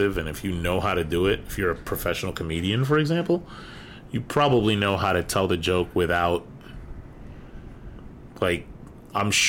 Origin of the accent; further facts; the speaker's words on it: New York, United States; I'm from New York and I remember going to Yankee games